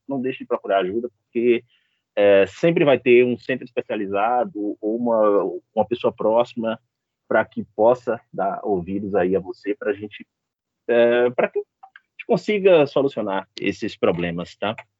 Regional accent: Bahia, Brazil; a gente que é da Bahia

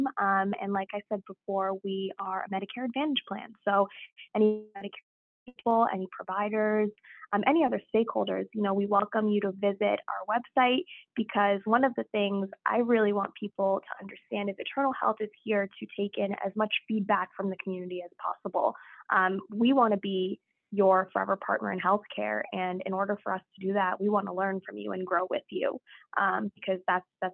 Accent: Southborough, Massachusetts, United States; I grew up in Southborough, Massachusetts

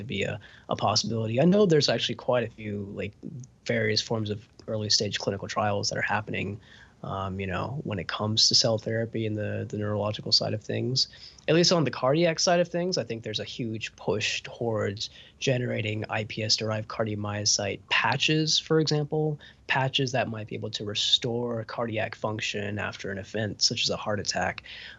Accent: Huntsville, Alabama, United States; So I grew up in Huntsville, Alabama, which is Rocket City, USA. It's the home of Space Camp.

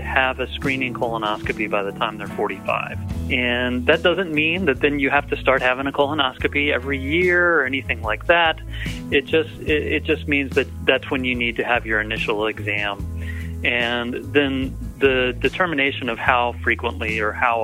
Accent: Atlanta, Georgia, United States; moved away; also born or lived in Southern California; I grew up around Atlanta, so this is home

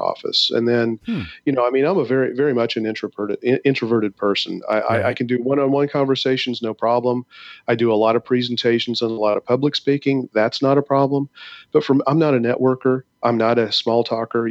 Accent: Midwest, United States; now in St. Louis, United States; I'm a Midwesterner

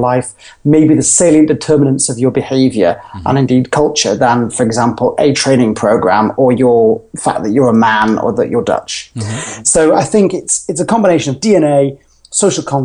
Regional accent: Yorkshire and the Humber, United Kingdom; now in London, United Kingdom; I am originally from Yorkshire in the north of England, but I live and work and based out of London

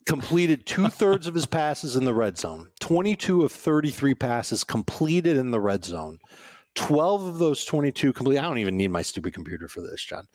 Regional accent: Chicago, Illinois, United States; I grew up in Chicago

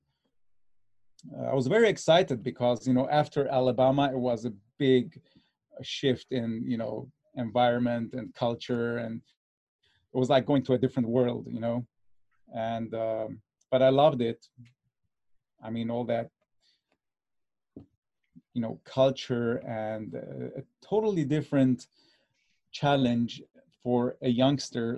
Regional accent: Cyprus; now in Los Angeles, United States; I was born in Cyprus, the island of Cyprus, not Cyprus, California.

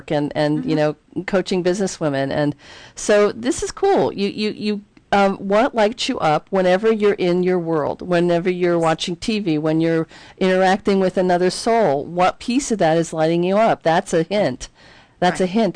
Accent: Philadelphia, Pennsylvania, United States; I grew up in Philadelphia

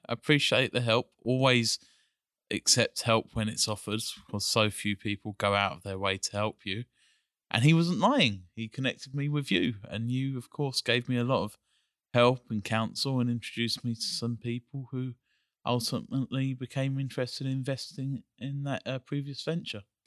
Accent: England, United Kingdom; moved away; I grew up in England

